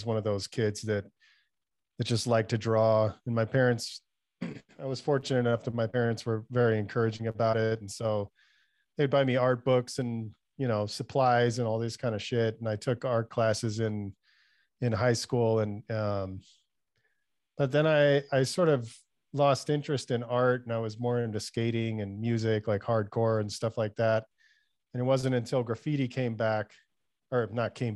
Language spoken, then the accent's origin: English; Southern California, United States; moved away as an adult; also born or lived in Panorama City, San Fernando Valley; now in Las Vegas, United States; Southern California is where I was born. So I spent most of my life there.